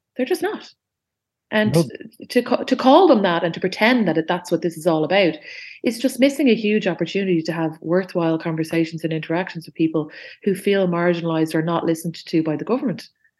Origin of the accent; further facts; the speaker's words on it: Dublin, Leinster, Ireland; I grew up on Bath Avenue, and it's kind of the border of Sandymount and Ringsend